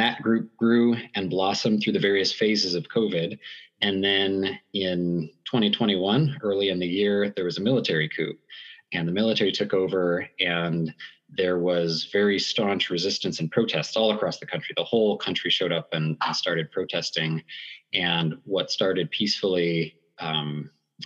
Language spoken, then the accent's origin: English; United States; also born or lived in California / Southeast Asia; now in Atlanta, United States; I am an American and was in California before moving over to Southeast Asia